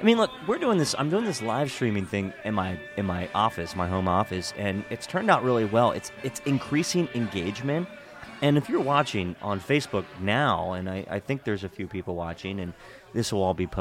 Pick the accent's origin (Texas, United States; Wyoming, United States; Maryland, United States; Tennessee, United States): Maryland, United States; Hagerstown; I grew up in Hagerstown